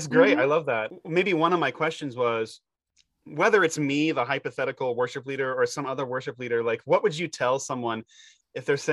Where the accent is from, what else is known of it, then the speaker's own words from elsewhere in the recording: United States; as an American